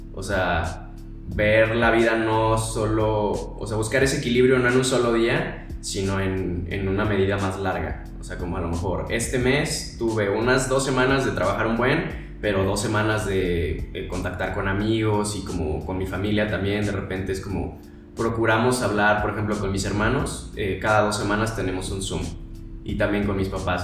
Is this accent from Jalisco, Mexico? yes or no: yes; Guadalajara, Jalisco, Mexico; moved away as an adult; now in Mexico City, Mexico; soy de Guadalajara